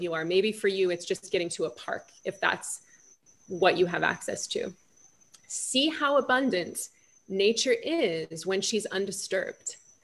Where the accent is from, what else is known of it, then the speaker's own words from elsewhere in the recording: Los Angeles, California, United States; I'm from Los Angeles